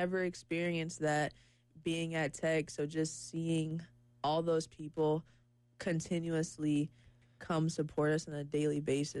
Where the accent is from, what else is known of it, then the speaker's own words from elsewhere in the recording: Detroit, Michigan, United States; moved away as an adult; also born or lived in Atlanta, Georgia; now in Columbia, United States; since I am from the Detroit area